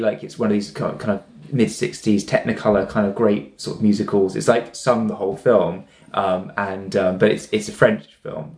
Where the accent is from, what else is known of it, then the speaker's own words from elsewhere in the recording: Bournemouth, South West England, United Kingdom; moved away; we're all from Bournemouth